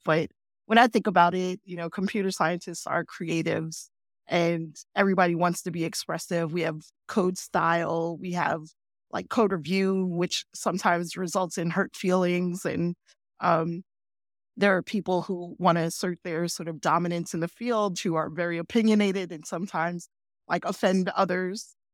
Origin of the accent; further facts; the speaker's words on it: New York City, New York, United States; moved away as an adult; I grew up in New York City